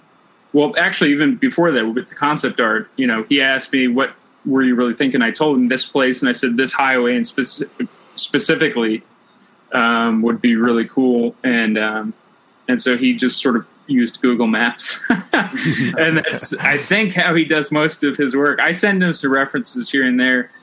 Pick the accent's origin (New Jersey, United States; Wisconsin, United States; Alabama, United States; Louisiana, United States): New Jersey, United States; moved away; also born or lived in Burbank, Los Angeles; I'm actually from New Jersey